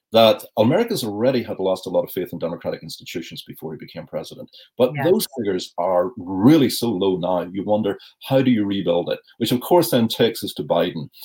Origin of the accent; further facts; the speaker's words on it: Northern Ireland, United Kingdom; as a child growing up in Northern Ireland